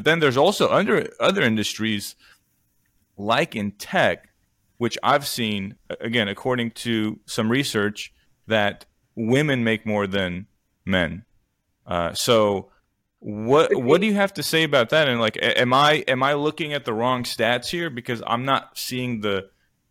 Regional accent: Armenia; moved away; my home country of Armenia

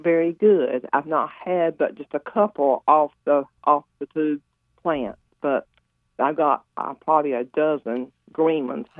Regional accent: Benson, North Carolina, United States; moved away; Well, I'm originally from Benson

